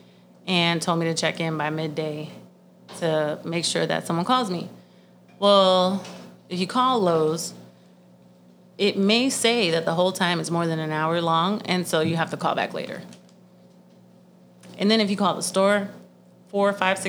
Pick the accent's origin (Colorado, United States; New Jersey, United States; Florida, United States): Florida, United States; I'm from Florida